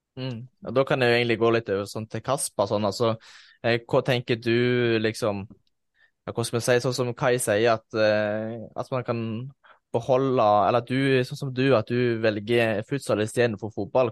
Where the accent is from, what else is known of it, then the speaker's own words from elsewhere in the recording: Egersund, Rogaland, Norway; i den klubben jeg spilte, spilte selv hjemme i Egersund